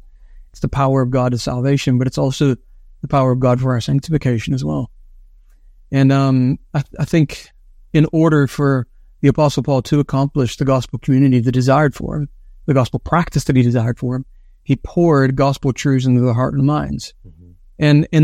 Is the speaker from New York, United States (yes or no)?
no; West Virginia, United States; when I grew up in West Virginia, when I would come back from university, I had a summer job working with the county